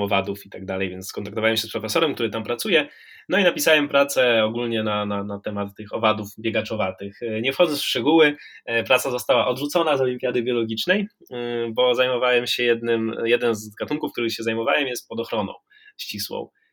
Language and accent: Polish; Warmian-Masurian Voivodeship, Poland; ja pochodzę z Mazur